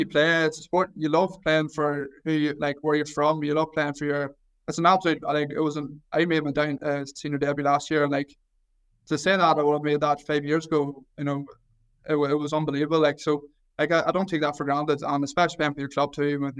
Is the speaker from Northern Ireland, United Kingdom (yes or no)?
yes; Mayobridge, Northern Ireland, United Kingdom; I'm from Mayo Bridge, which is literally less than a 10-minute drive outside of Newry. So I want to went to primary school in Newry. I went to secondary school in Newry